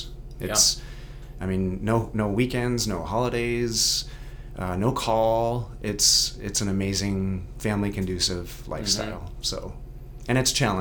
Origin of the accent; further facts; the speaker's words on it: Great Falls, Montana, United States; also born or lived in Bozeman, Montana; we're the best here in Great Falls. But no, born and raised here, was only in Bozeman for a short while, going to college